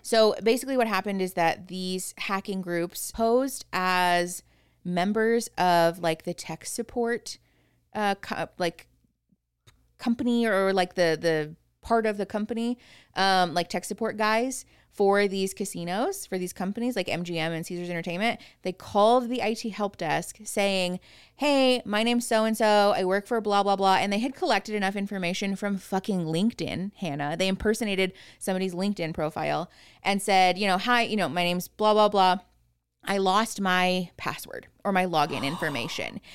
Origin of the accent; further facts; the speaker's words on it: Phoenix, Arizona, United States; moved away as an adult; now in Tucson, United States; Erin and I grew up in Phoenix